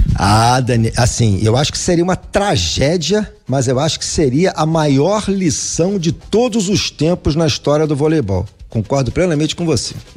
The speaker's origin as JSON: {"language": "Portuguese", "country": "Brazil", "said": "Nós somos brasileiros"}